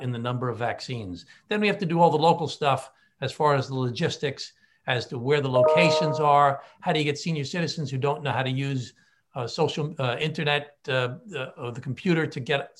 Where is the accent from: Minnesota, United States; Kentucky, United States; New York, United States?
New York, United States; Glen Cove; my hometown of Glen Cove